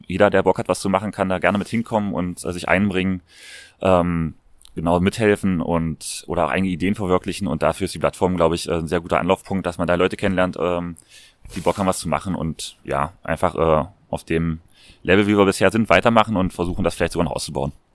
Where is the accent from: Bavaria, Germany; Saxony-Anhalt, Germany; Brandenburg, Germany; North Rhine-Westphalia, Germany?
Saxony-Anhalt, Germany; Magdeburg; moved away as an adult; now in Vienna, Austria; in meiner Heimatstadt in Magdeburg